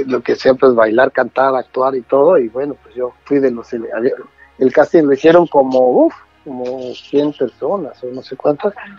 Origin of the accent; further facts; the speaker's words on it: Mexico City, Mexico; Yo soy de la Ciudad de México. Nací en una, en una colonia que se llama Tacubaya